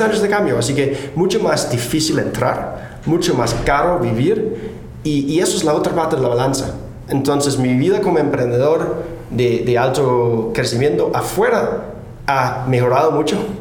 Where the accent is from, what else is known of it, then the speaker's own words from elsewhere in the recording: Denmark; Spanish is a second language; moved away as an adult; now in San Francisco, United States; nací en Dinamarca